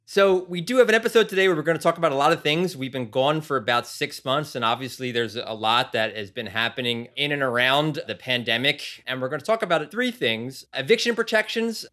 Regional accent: Philadelphia, Pennsylvania, United States; moved away as an adult; also born or lived in San Diego / Sacramento; now in Los Angeles, United States; I grew up in Philadelphia

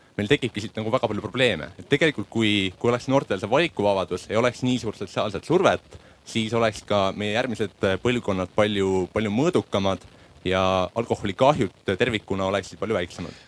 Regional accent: Central Estonia, Estonia; minu kodukandi maapood Kesk-Eestis pandi kinni juba ammu

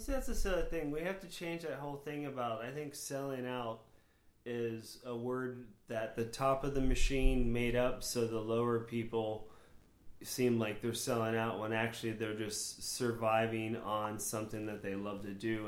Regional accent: Florida, United States; born or raised there; also born or lived in New Hampshire

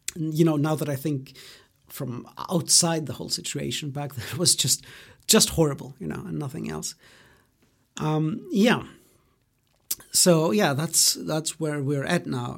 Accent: Greece; English is a second language; also born or lived in Germany; So I was born in Greece, um, in you know my hometown, uh, the place where I've lived most of my life. Uh, but I grew up in Germany

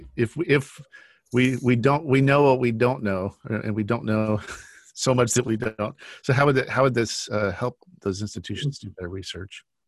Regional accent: United States; growing up in the United States all my life

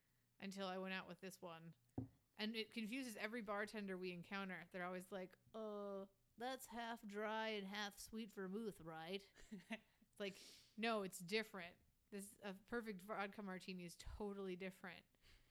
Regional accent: the North, United States; So, yeah, okay, but I'm from the north.

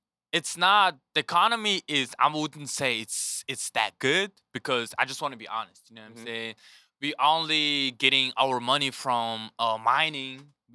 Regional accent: Mongolia; moved away as an adult; also born or lived in North Dakota / Colorado / Kansas City; now in United States; So for growing up in Mongolia was my childhood was pretty like ordinary kid in Mongolia

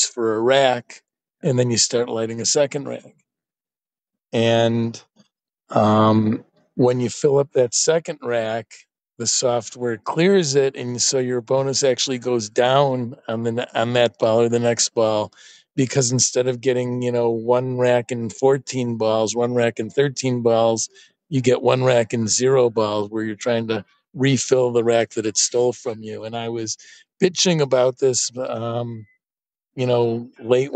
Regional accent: Oak Park, Illinois, United States; moved away as an adult; also born or lived in Boston; I grew up in Oak Park, Illinois.

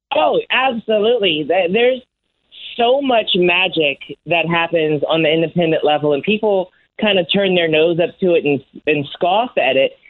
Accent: Washington, District of Columbia, United States; my hometown in mm-hmm. Washington D.C.

